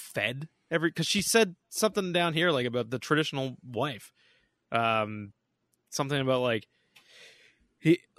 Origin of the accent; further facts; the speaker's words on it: Canada; as a Canadian